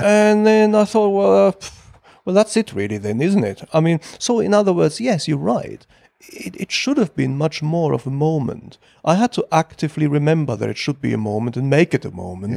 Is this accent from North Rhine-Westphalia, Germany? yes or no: yes; Ruhr Valley, North Rhine-Westphalia, Germany; moved away as an adult; now in London, United Kingdom; I was born in Germany and roughly I spent half my life in Germany and half my life